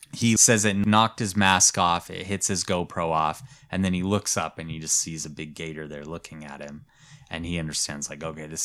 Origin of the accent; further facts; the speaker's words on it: Florida, United States; Because I'm like, I'm from Florida, I know what I'm doing.